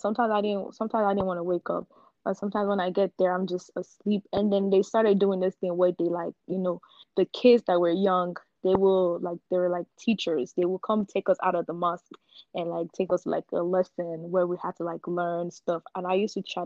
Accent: Nigeria; moved away; I'm gonna go back to growing up in Nigeria

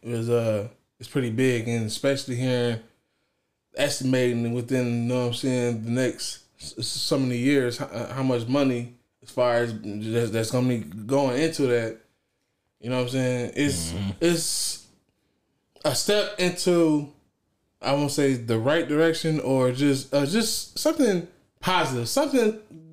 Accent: Joliet, Illinois, United States; I'm from Joliet

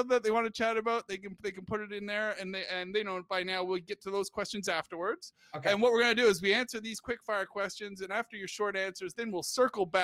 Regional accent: Canada; because I am Canadian, but this is the first time that I have a Canadian

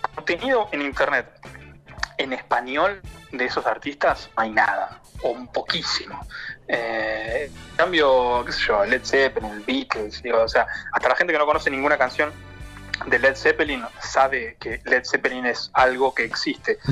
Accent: Chubut, Argentina; moved away as an adult; now in Paris, France; yo soy de Chubut

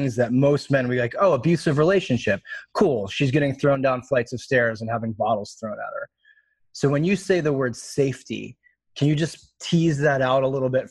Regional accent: East Coast, United States; I grew up on the East Coast where everything's logical and factual

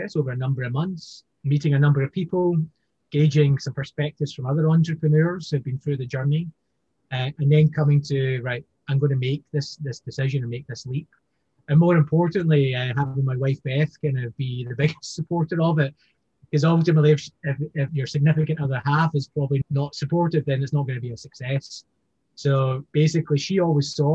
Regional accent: Scotland, United Kingdom; now in Hong Kong; you'd hear my voice, I'm from Scotland, I'm living in Hong Kong

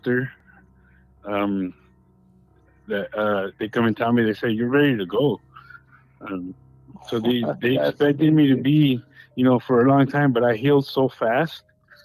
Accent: Baldwin Park, California, United States; also born or lived in West Covina; we ended up going to that church when I grew up in Ballin Park

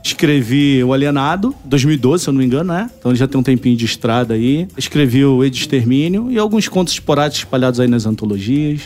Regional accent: Nova Iguaçu, Rio de Janeiro, Brazil; moved away; eu venho do Rio, né? Nova Iguaçu, então é umas quebradas diferentes

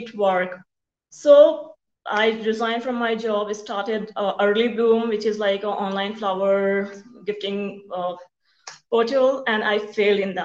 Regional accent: Mumbai, Maharashtra, India; moved away; also born or lived in rural India; I was from India. I came from India and the country part of India, not the city. But my parents migrated to Bombay for our education purpose

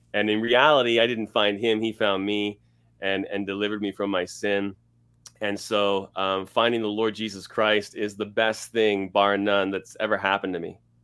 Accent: Scarborough, Ontario, Canada; moved away as an adult; also born or lived in Toronto area / London, Ontario / Los Angeles, California; now in Edmonton, Canada; I was born and raised in Scarborough, Ontario

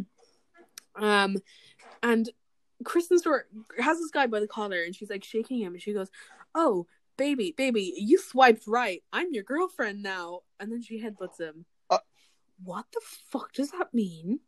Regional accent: Ireland; as an Irish person

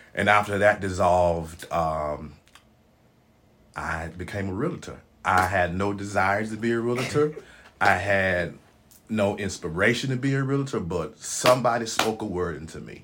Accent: Memphis, Tennessee, United States; moved away; born and raised in Memphis, Tennessee

